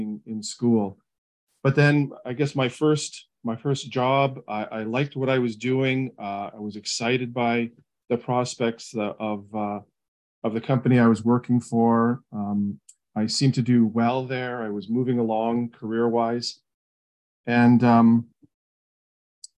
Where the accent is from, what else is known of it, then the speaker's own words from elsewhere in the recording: St. Catharines, Ontario, Canada; In Canada, in Southern Ontario. The city is called St. Catharines.